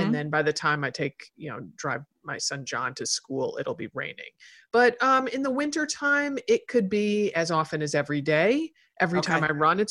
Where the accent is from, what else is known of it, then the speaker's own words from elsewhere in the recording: Portland, Oregon, United States; I'm from Portland.